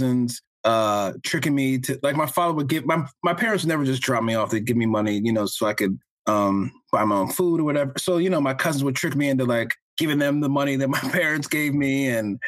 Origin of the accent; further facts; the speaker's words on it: New Jersey, United States; I was the only one who was born in New Jersey